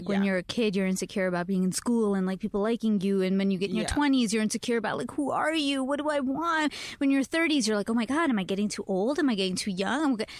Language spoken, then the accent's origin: English; India; I know as an Indian, too, we have to be very respectful of elders, especially.